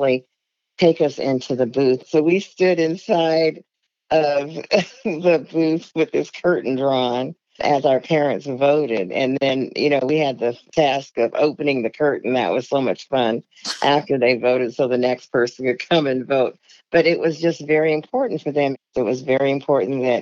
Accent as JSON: {"language": "English", "town": "Everett", "region": "Washington", "country": "United States", "tie": "born or raised there", "said": "I grew up in Everett, Washington"}